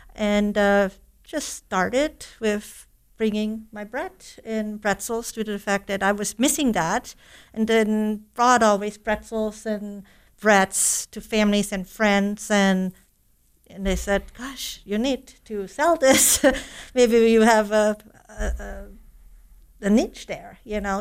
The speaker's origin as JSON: {"language": "English", "country": "Germany", "tie": "born or raised there", "also_born_or_lived": "Stevensville, United States", "moved": "as an adult", "lives_now": "United States", "said": "German native, living in the U S approximately thirty years."}